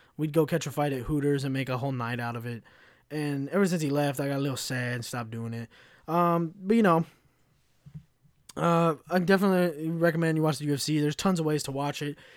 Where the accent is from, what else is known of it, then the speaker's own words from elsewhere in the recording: United States; I'm an American